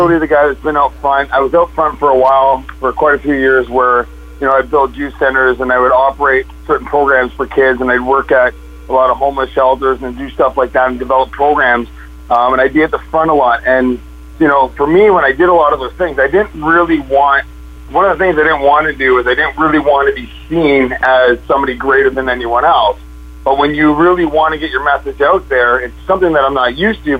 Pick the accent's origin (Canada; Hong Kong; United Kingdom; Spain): Canada; Niagara, Ontario; I'm from Canada, so in Niagara and in Ontario